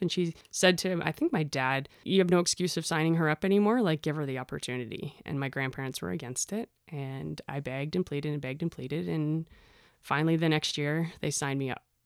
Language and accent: English; Innisfil, Ontario, Canada; I grew up in Innisfil. I always said Barrie, but it is Innisfil